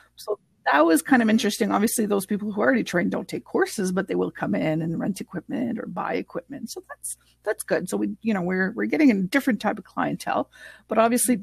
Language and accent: English; Canada; first language French; English is a second language; I'm French Canadian and English is my second language